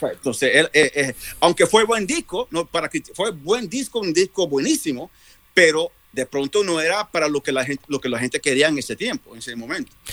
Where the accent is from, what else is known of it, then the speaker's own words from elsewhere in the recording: New York, United States; also born or lived in Puerto Rico; yo soy boricua, New York, pero soy internacional